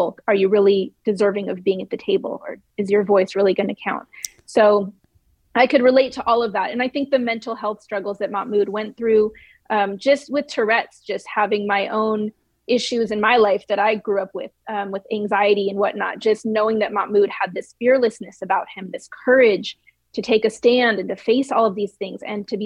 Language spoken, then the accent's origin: English; the Bay Area, California, United States; growing up in the Bay Area, I didn't really have a religion